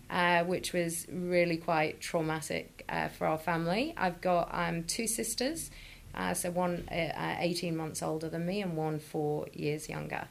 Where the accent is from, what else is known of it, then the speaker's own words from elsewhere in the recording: Chester, North West England, United Kingdom; moved away; I'm from Chester, right, which is in the middle of Liverpool and Manchester.